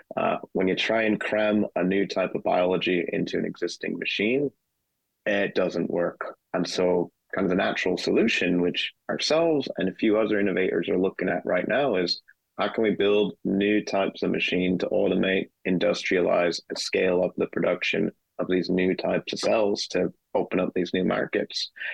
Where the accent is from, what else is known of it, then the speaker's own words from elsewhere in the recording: United States; moved away as an adult; also born or lived in Europe; now in Sheffield, United Kingdom; I'm an American. So started off life in the U.S.